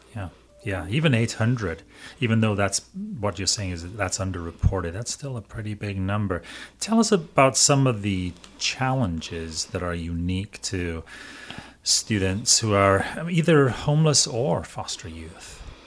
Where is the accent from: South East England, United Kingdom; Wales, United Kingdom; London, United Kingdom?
Wales, United Kingdom; moved away as an adult; now in United States; I'm a Welshman